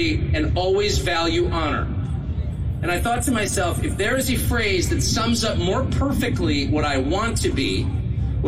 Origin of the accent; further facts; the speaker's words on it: California, United States; now in Maine, United States; I'm from California. I grew up here